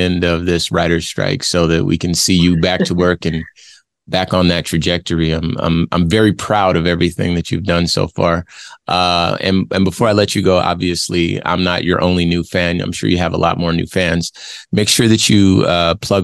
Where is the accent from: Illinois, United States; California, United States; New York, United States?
California, United States; Los Angeles; I'm originally from Los Angeles myself.